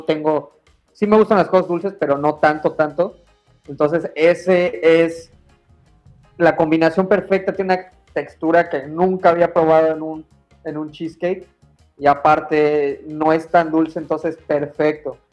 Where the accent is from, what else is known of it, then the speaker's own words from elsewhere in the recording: Mexico; moved away; soy mexicano